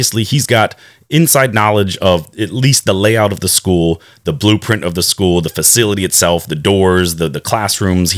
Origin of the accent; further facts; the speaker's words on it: Wake County, North Carolina, United States; I was born and raised actually here in Wake County, which is, I want to say, one of the largest school systems in North Carolina.